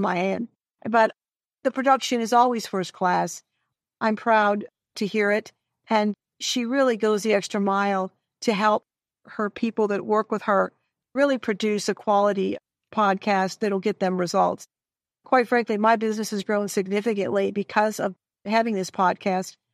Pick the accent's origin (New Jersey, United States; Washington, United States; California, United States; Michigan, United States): Michigan, United States; Detroit; I'm a northern gal. I'm from the Detroit area